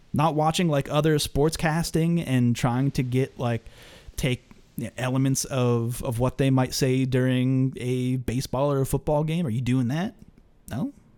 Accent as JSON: {"language": "English", "town": "Pittsburgh", "region": "Pennsylvania", "country": "United States", "said": "I'm from Pittsburgh. I'm from Pittsburgh"}